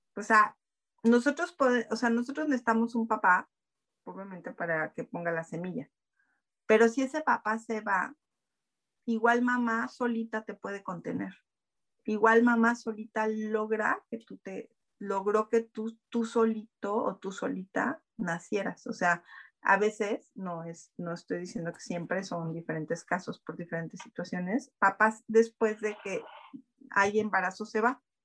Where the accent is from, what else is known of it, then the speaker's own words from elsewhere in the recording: Mexico; sí soy mexicana.